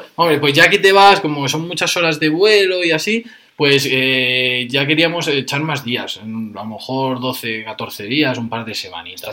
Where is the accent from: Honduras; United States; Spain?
Spain; Fuenlabrada, Community of Madrid; yo soy de Fuenlabrada